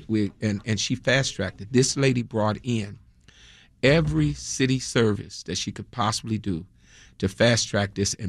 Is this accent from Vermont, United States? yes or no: no; Chicago, Illinois, United States; In fact, in 1966, when King came to Lawndale, I was born in Lawndale. Mm. Same time he came. I live right down the street. I lived at, I started out at 3600 on Arlington and then moved to 1522 South St. Louis.